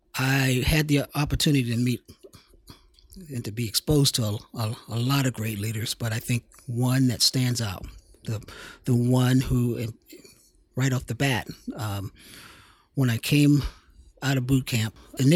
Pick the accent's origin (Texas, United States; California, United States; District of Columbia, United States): District of Columbia, United States; Washington; Washington, D.C.